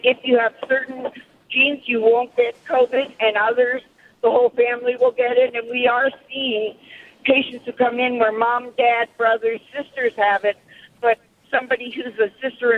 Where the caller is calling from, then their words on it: Sacramento, California, United States; I'm calling from the Sacramento area, and I'm on my way home from work, actually.